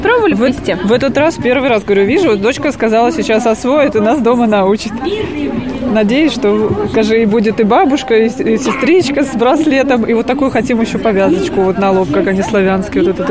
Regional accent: Smolensk, Smolensk Oblast, Russia; мы из Смоленска.

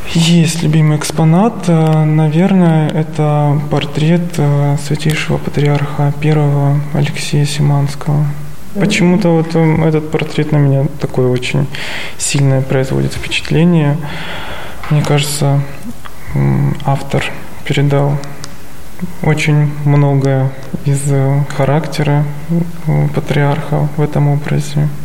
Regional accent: Stavropol Krai, Russia; moved away as an adult; now in Sergiev Posad, Russia; Я родом из Ставропольского края

